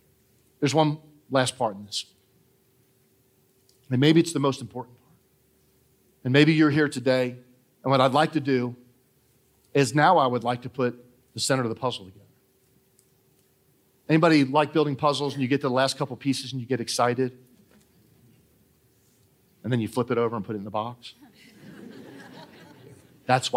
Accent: Trenton, New Jersey, United States; moved away; also born or lived in Allentown, New Jersey; I was born in Trenton, New Jersey.

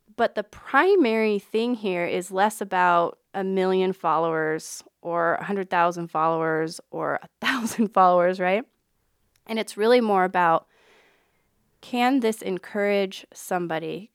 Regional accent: Reno, Nevada, United States; also born or lived in West Point, Nebraska / Omaha, Nebraska; now in Council Bluffs, United States; I grew up in Reno, Nevada, and then moved to a small town in West Point, Nebraska

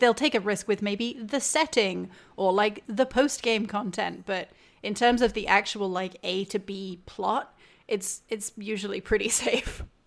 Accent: United Kingdom; outsider here, meaning I'm British

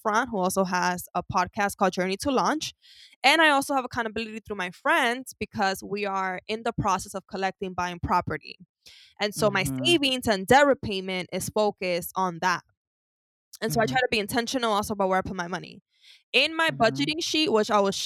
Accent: New York City, New York, United States; I grew up with a lot of shopping. I'm from Harlem, so a lot of trips to El Mundo, which is a store

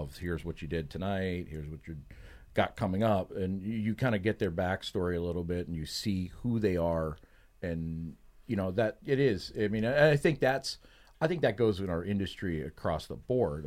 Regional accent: Pittsburgh, Pennsylvania, United States; moved away; I'm from the Pittsburgh area

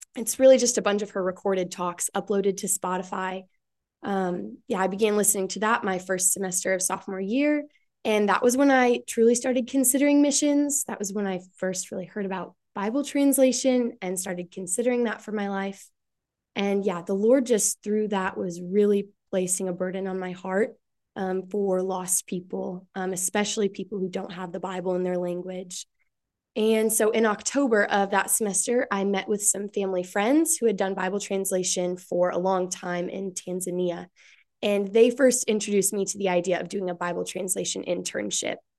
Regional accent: West Michigan, United States; moved away as an adult; now in Ohio, United States; I'm from West Michigan, small town in West Michigan.

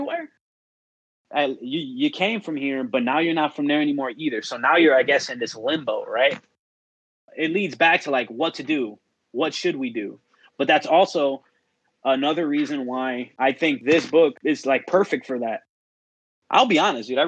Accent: Chicago, Illinois, United States; born or raised there

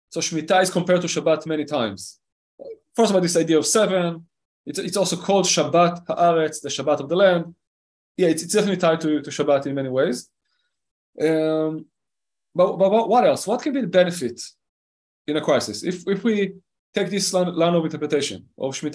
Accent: Israel; Now, I live in Israel, okay? I was born in Israel, I grew up in Israel.

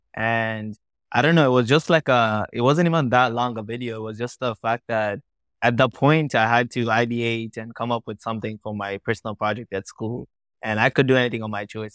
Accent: Tanzania; also born or lived in Kenya; I was born and raised in Tanzania, in East Africa

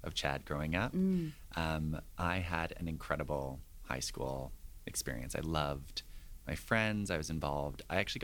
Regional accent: Ontario, Canada; My experience growing up in Ontario, my parents divorced when I was 10

